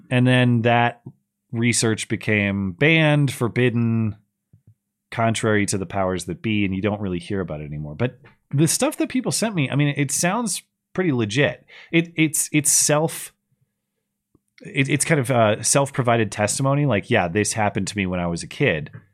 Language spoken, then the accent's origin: English; United States; I'm an American